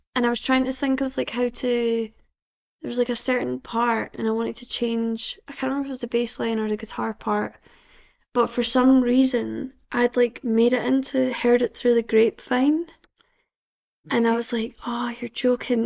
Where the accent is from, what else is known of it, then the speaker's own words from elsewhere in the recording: Livingston, Scotland, United Kingdom; I'm from uh, Livingston